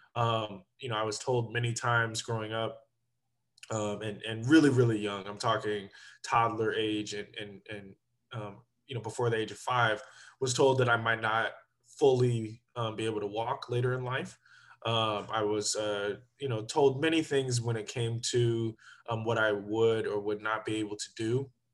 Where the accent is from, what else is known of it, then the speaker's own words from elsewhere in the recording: Sacramento, California, United States; also born or lived in Berkeley, California / Arizona / Oregon / Washington, D.C.; I grew up in Sacramento